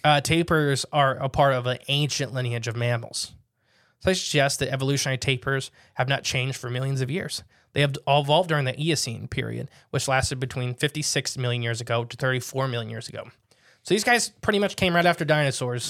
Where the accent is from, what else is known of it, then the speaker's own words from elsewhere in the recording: United States; I'm an American